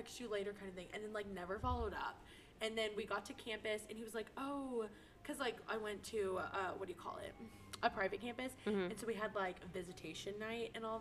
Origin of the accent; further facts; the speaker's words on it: Taylor, Texas, United States; my hometown, Taylor, Texas, the 749.